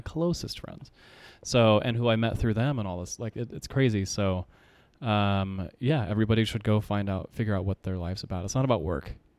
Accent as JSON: {"language": "English", "town": "Yucaipa", "region": "California", "country": "United States", "tie": "born or raised there", "moved": "yes", "lives_now": "Arizona, United States", "said": "I grew up in Southern California"}